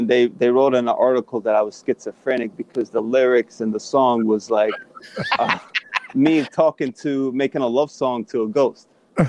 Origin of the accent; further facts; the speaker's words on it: Long Beach, New York, United States; also born or lived in Bronx, New York; I grew up in Long Beach, right on Franklin Boulevard.